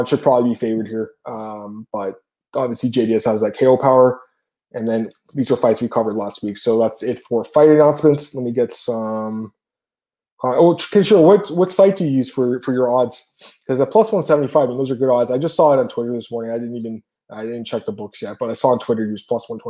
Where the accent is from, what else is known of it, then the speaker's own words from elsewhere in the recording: Canada; I'm Canadian